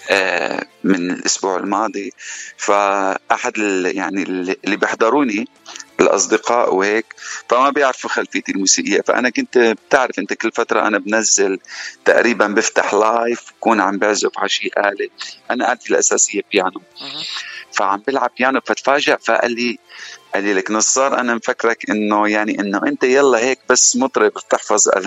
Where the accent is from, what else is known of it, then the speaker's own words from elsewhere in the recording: Damascus, Damascus Governorate, Syria; also born or lived in Dubai; now in United States; انا انا اصلي من سوريا من من دمشق صار لي بالاغتراب كامل ولا بامريكا صار لي تقريبا خمس سنين وقبل امريكا طبعا معظم حياتي عايشه بالخليج واكثر وقت بدبي